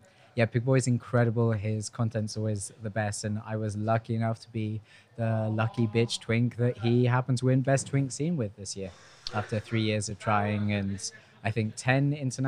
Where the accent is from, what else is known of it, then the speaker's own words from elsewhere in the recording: United Kingdom; also born or lived in Argentina; now in Spain; we're British.